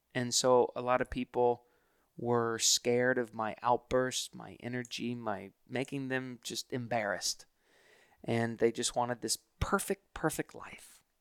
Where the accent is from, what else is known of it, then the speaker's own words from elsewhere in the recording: Hilton Head Island, South Carolina, United States; I grew up in Hilton Head Island, South Carolina